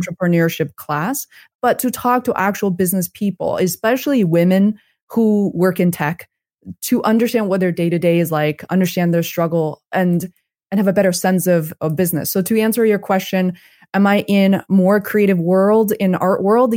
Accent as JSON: {"language": "English", "country": "China", "moved": "yes", "said": "I'm originally from China"}